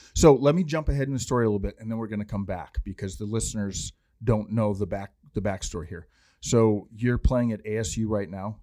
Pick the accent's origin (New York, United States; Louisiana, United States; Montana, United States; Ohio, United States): Montana, United States; moved away; I'm from Montana originally